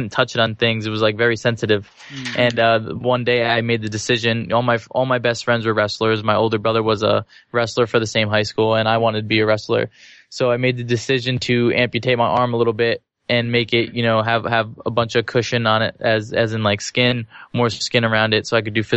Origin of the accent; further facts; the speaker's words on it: New Jersey, United States; I was born in New Jersey